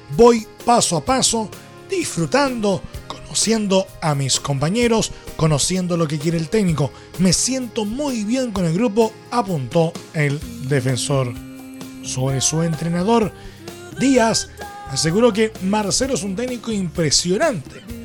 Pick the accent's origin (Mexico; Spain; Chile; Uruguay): Chile